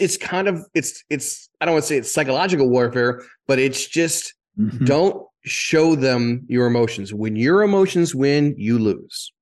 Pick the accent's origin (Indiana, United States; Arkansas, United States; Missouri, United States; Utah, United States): Indiana, United States; Greenwood; moved away as an adult; also born or lived in New York City; now in Florida, United States; I grew up in Indiana